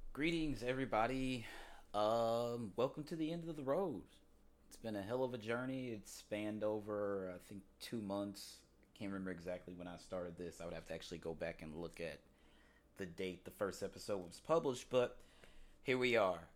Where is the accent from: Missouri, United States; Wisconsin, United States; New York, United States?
Missouri, United States; University City; moved away; growing up in University City, Missouri